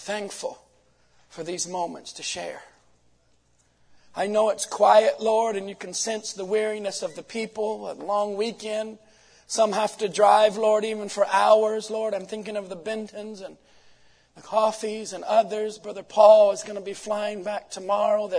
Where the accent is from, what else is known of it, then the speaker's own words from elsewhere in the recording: United States; from Washington